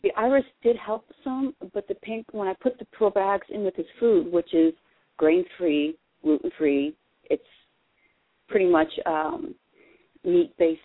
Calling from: Pennsylvania, United States; I'm calling from Pennsylvania

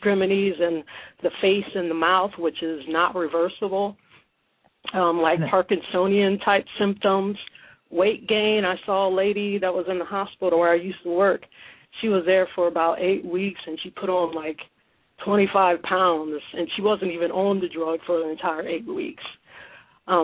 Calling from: Ohio, United States; from Ohio.

